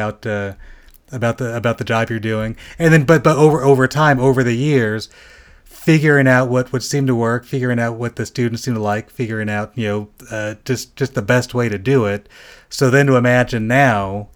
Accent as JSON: {"language": "English", "region": "Southern California", "country": "United States", "tie": "born or raised there", "said": "I grew up in Southern California"}